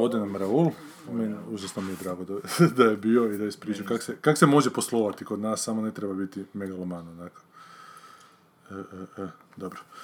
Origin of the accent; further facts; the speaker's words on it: Varaždin, Varaždin County, Croatia; sam gledao kao mali u Varaždinu, u kinu